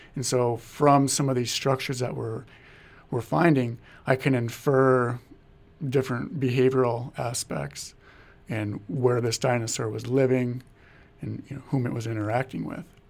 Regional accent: Marmarth, North Dakota, United States; my hometown of Marmouth, North Dakota

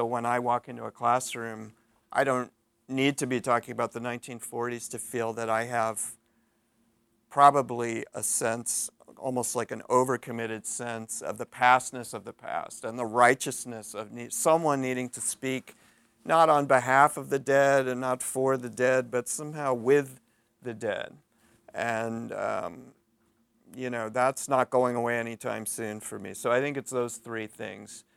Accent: St. Louis, Missouri, United States; moved away; I grew up in St. Louis, Missouri

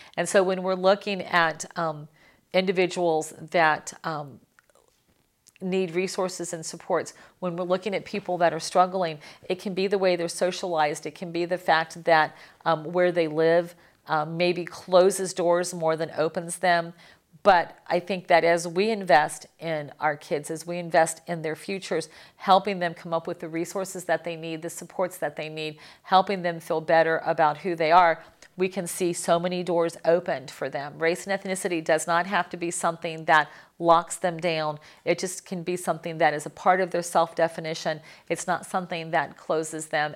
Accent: Miami, Florida, United States; I'm from Miami

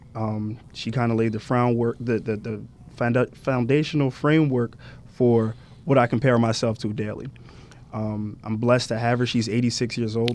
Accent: Salem, New Jersey, United States; moved away as an adult; also born or lived in South Orange, New Jersey; Originally ten minutes from Delaware in a little town called Salem, New Jersey

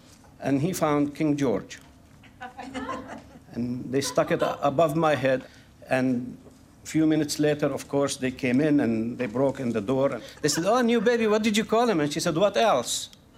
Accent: Jerusalem, Palestine; born there; I was born in 1942 in Jerusalem. And the midwife was my aunt. She went to Jerusalem municipality and registered me as

